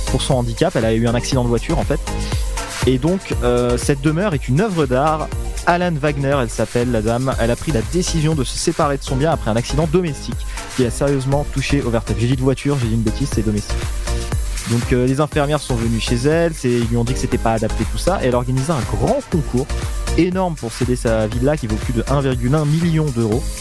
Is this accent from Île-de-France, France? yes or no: yes; Paris, Île-de-France, France; also born or lived in Troyes area (Saint-Savine); now in Saint-Savine, France; suis parisien, je suis même banlieusard exactement.